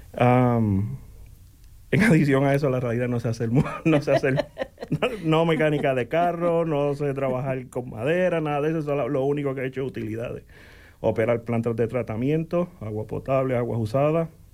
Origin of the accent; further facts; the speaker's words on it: Coamo, Puerto Rico; moved away as an adult; also born or lived in Aibonito, Puerto Rico; now in Bloomington, United States; Nací en Coamo, en Aybonito, Puerto Rico